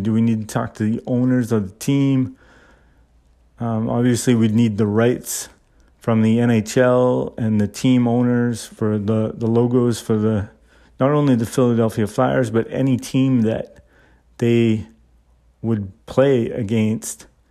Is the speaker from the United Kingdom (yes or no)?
no; Canada; I'm Canadian